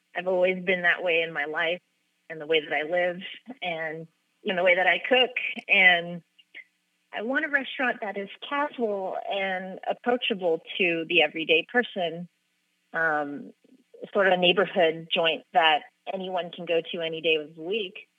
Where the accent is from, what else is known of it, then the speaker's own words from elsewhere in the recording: Los Angeles, California, United States; moved away as an adult; now in San Francisco, United States; I grew up in Los Angeles